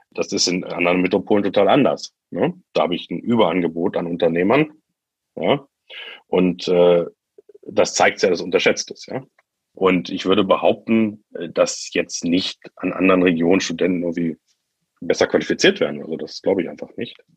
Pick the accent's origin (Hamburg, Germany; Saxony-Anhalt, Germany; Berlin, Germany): Saxony-Anhalt, Germany; Magdeburg; Ich sage, ich komme aus Magdeburg, dann hat niemand eine Vorstellung davon.